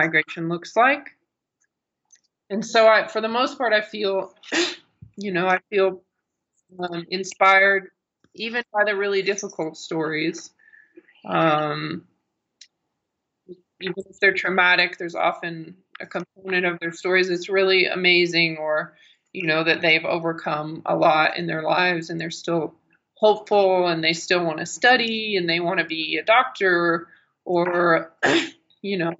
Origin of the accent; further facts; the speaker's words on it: Arkansas, United States; moved away as an adult; also born or lived in Eastern Kentucky; I always wanted to be a writer ever since I was little, growing up in Arkansas